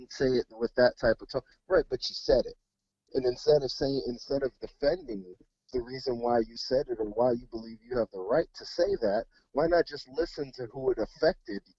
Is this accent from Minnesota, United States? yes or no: yes; Mendota Heights, Minnesota, United States; we grew up in Mendota Heights. Mendota Heights is a suburb of Minneapolis-St. Paul